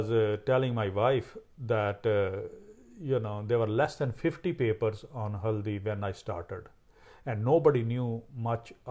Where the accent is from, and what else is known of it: India; born or raised there; moved away as an adult; now in San Diego, United States